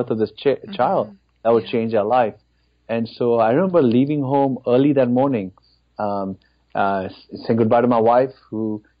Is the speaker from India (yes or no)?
yes; India; moved away as an adult; now in Dallas, United States; I grew up in India. In fact, spent most of my life in that country. So I moved to America in February of 2001.